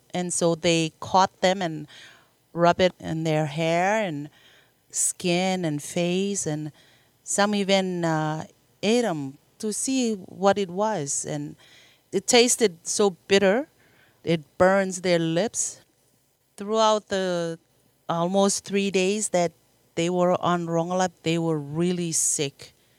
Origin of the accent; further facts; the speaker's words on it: Marshall Islands; I grew up in the Marshall Islands and, uh, born and raised